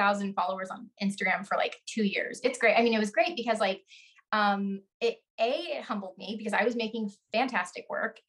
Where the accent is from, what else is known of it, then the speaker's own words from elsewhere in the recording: the Ozarks in Texas, United States; I'm from the Ozarks in Texas